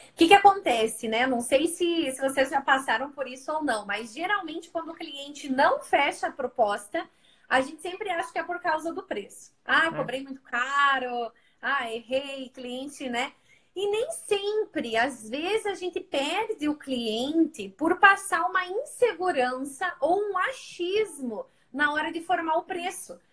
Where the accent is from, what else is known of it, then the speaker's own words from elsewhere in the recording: Curitiba, Paraná, Brazil; Eu estou em São Paulo também, né? Embora eu sou de Curitiba